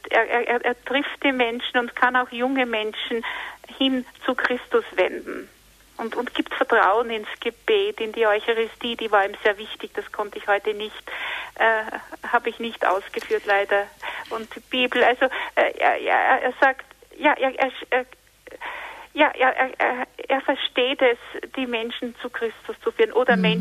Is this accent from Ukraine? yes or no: no; Tyrol, Austria; Jetzt hätte ich noch eine Frage als Tirolerin.